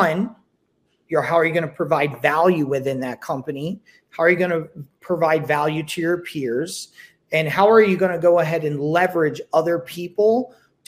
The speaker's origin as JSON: {"language": "English", "region": "New Jersey", "country": "United States", "also_born_or_lived": "California", "moved": "yes", "lives_now": "Las Vegas, United States", "said": "I'm from New Jersey. I live in Vegas"}